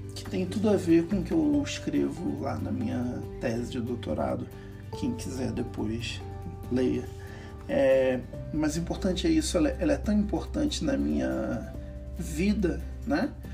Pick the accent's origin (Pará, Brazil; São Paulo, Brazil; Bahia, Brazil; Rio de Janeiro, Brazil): Rio de Janeiro, Brazil; somos do Rio